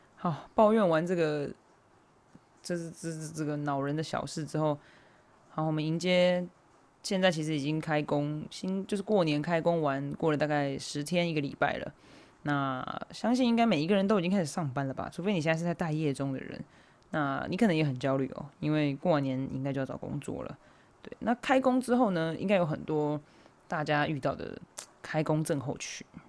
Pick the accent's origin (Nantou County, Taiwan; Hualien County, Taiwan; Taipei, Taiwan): Hualien County, Taiwan; moved away; 我的家就是是在花莲嘛，就我的家乡在花莲，所以我其实蛮常回花莲的